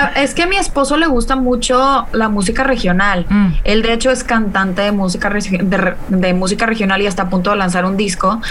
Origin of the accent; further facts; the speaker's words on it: Mexico; yo soy mexicana